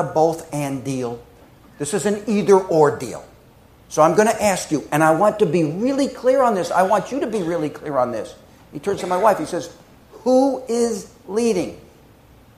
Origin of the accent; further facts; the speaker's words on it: New Jersey, United States; moved away as an adult; also born or lived in New York City, United States; now in Appleton, United States; I'm from the East Coast. I'm born in Jersey, worked in New York City for many years